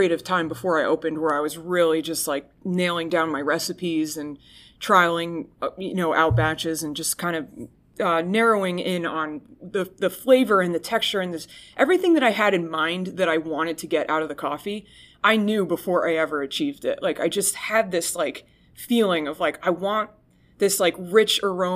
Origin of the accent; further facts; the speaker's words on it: New Jersey, United States; I'm from New Jersey